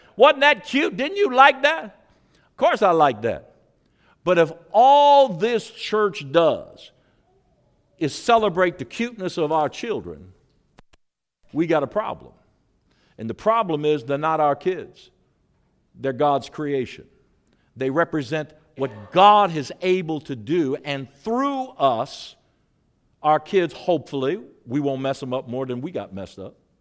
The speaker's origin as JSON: {"language": "English", "town": "St. Louis", "region": "Missouri", "country": "United States", "tie": "born or raised there", "moved": "yes", "said": "I was raised in Saint Louis, Missouri."}